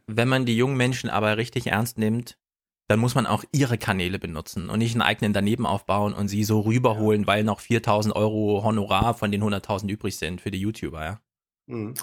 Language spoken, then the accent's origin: German; Jena, Thuringia, Germany; komme aus Jena, den München des Ostens